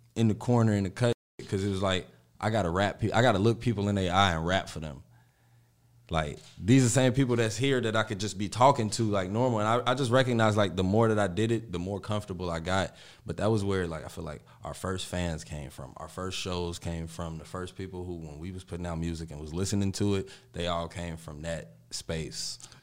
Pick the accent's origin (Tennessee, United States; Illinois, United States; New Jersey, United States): Illinois, United States; Chicago; I'm from the Austin area